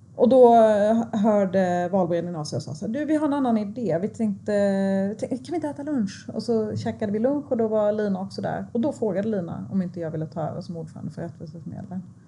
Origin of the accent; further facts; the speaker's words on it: Sweden; jag är född i Sverige. Jag, liksom, jag har gått här eh, på den här skolan i jättemånga år